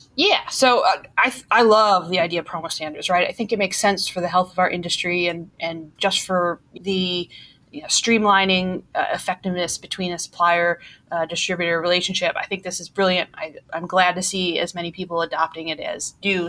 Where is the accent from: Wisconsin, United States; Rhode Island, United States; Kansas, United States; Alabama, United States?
Wisconsin, United States; Milwaukee; accent: Milwaukee; I'm from Milwaukee, Wisconsin